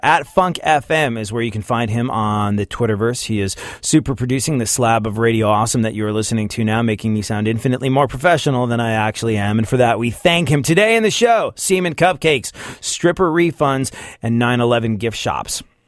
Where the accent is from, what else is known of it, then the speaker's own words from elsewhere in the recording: New York, United States; I'm a New Yorker that lived through nine eleven, saw the Twin Towers go down outside my windows